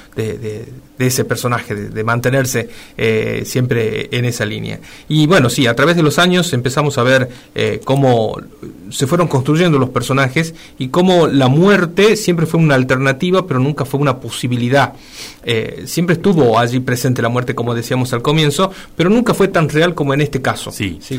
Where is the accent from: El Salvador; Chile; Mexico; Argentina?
Argentina; nosotros como argentinos